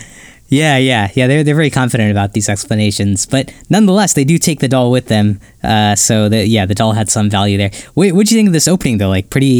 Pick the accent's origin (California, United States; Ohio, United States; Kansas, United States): Ohio, United States; I remember a similar instance like growing up in Ohio where someone got shot for trespassing